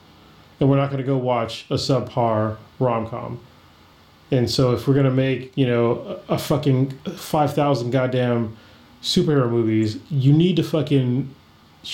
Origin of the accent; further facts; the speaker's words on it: Bay Area, California, United States; I'm from the Bay Area